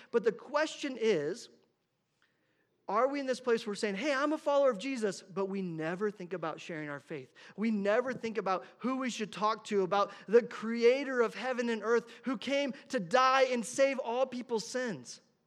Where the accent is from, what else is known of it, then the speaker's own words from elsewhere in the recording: Indiana, United States; moved away as an adult; I grew up in Indiana